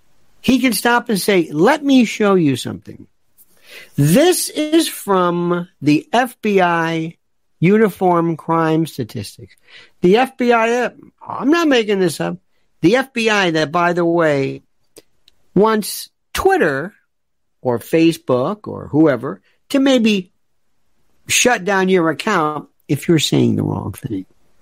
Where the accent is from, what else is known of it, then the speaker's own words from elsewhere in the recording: New York City, New York, United States; I'm from New York City. And we had really the best pizza where it was coal.